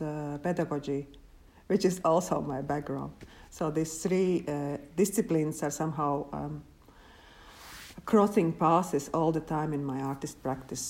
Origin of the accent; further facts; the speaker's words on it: Latvia; moved away as an adult; now in Helsinki, Finland; I'm from Latvia